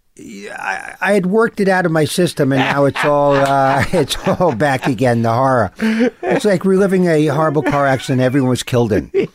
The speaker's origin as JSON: {"language": "English", "town": "New York City", "region": "New York", "country": "United States", "tie": "born or raised there", "said": "I grew up, um, I grew up in New York"}